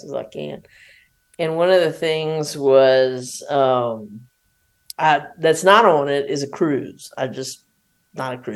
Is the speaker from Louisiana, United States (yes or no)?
yes; South Louisiana, United States; also born or lived in New Orleans; I'm from South Louisiana